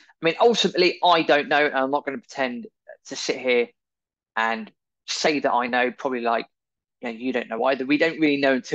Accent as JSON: {"language": "English", "country": "United Kingdom", "said": "as we know from being British"}